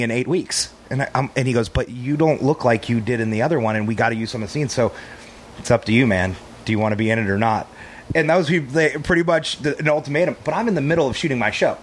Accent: Texas, United States; We're all from Texas

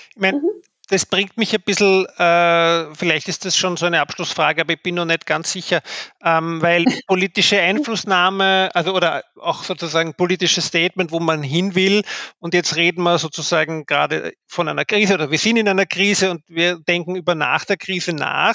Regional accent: Austria; bei uns in Österreich

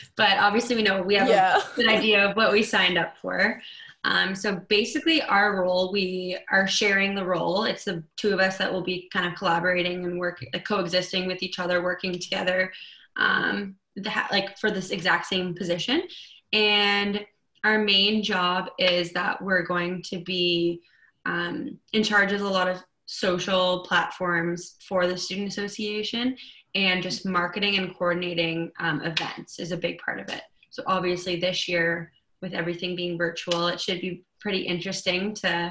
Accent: Pembroke, Ontario, Canada; I'm from a very small town. It's called Pembroke, Ontario

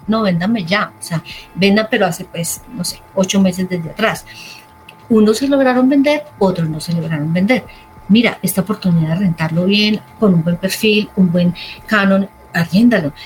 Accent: Armenia, Quindío, Colombia; soy de Armenia

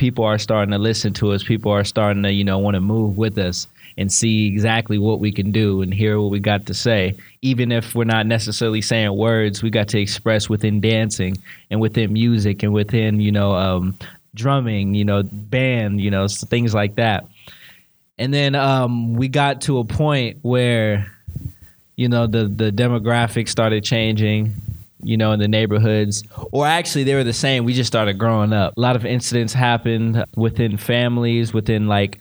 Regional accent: Sacramento, California, United States; I'm from South Sacramento, Valley High, Shortway Drive

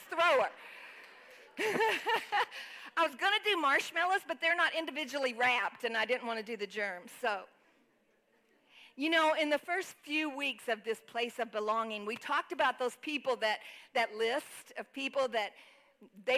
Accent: Texas, United States; moved away; I grew up in Texas

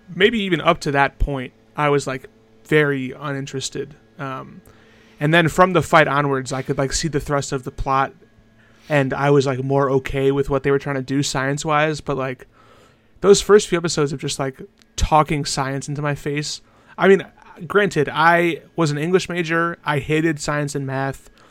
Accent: United States; I am from America

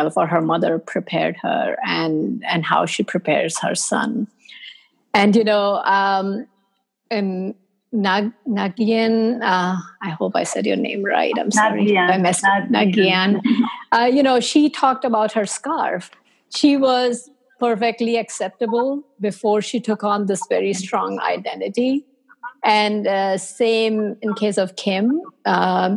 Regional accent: India; now in United States; growing up in India, it was perfectly fine for me

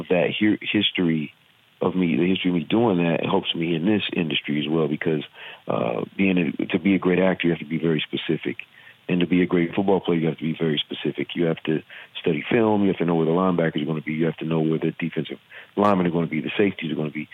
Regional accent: Virginia, United States; accent: southern; I'm from Virginia. I have a southern accent

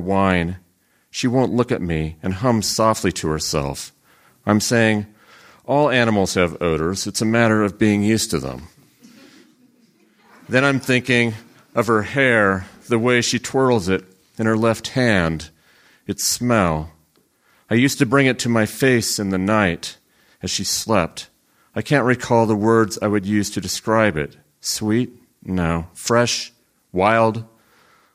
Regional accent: Central Valley of California, United States; I grew up in the Central Valley of California and still live there

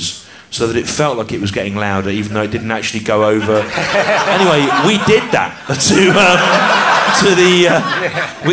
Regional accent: the Midlands, England, United Kingdom; I grew up in the Midlands

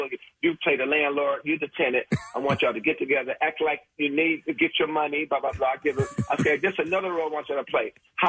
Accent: Detroit, Michigan, United States; I'm from Detroit, Michigan

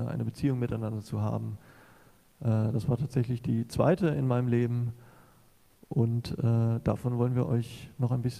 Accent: Southern Germany, Germany; Ich war zurück in meine Heimat gezogen, nach Süddeutschland ähm

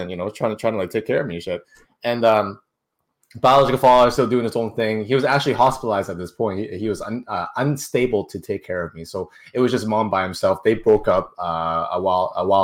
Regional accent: Canada; We're in Canada, so technically I was born in Canada, so I am a Canadian

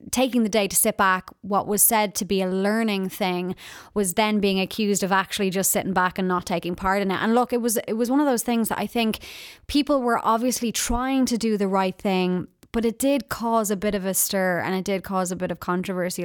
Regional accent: Ireland; being Irish

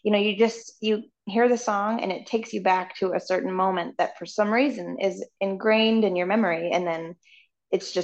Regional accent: Canby, Oregon, United States; moved away as an adult; also born or lived in Nashville; I'm from this little town called Canby, Oregon

